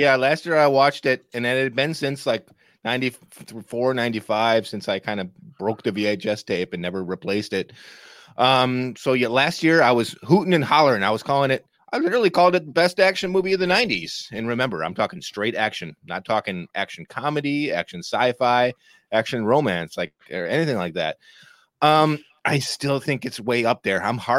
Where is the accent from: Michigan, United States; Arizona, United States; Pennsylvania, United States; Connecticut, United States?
Pennsylvania, United States; Eric, we grew up in Pennsylvania. What is this accent?